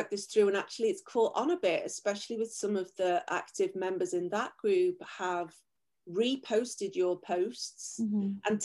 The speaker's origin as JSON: {"language": "English", "region": "England", "country": "United Kingdom", "tie": "born or raised there", "moved": "yes", "said": "I was raised in England"}